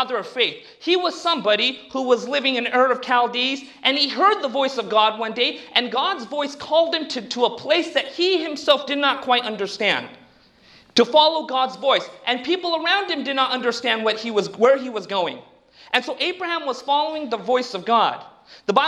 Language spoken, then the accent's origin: English; Southern California, United States; I grew up down in Southern California, between the Indian culture and between the secular Western culture